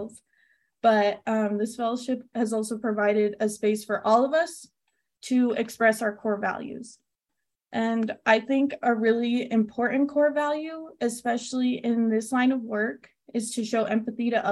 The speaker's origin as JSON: {"language": "English", "town": "Las Cruces", "region": "New Mexico", "country": "United States", "tie": "born or raised there", "also_born_or_lived": "California", "said": "I am from California, but after moving to New Mexico at a young age to be closer to family, I now consider my home to be Las Cruces"}